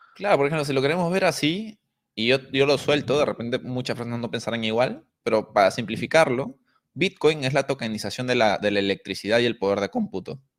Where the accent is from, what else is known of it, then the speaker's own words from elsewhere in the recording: Peru; nosotros siendo peruanos